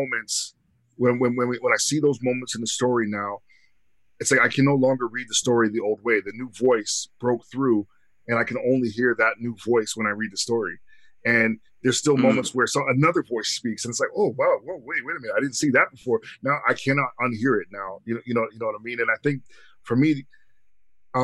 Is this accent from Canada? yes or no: yes; Canada; being Canadian, I don't have that part of my history